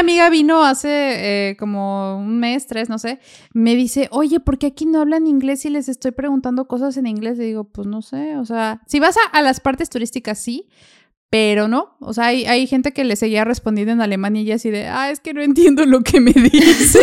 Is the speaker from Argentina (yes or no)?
no; Mexico; moved away as an adult; now in Germany; allá de donde yo soy está Volkswagen y Audi